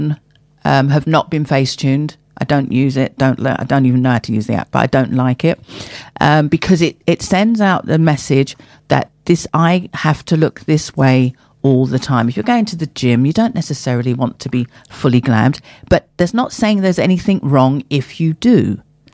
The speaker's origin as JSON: {"language": "English", "town": "Hillingdon", "region": "London", "country": "United Kingdom", "tie": "born or raised there", "said": "growing up as I grew up in Hillingdon, Middlesex"}